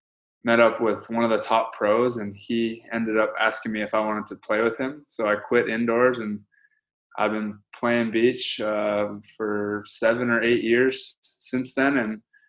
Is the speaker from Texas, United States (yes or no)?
no; Honolulu, Hawaii, United States; now in Los Angeles, United States; I grew up in Hawaii, Honolulu, Hawaii. And I'm actually headed back there in 2 days. I'm excited about that. But I'm born and raised out there. Some of my family's still out there.